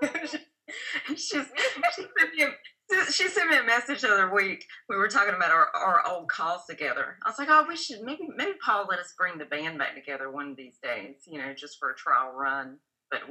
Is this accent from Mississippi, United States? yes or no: no; near Fayetteville, North Carolina, United States; now in Raleigh, United States; I grew up in a very small country town outside of Fayetteville.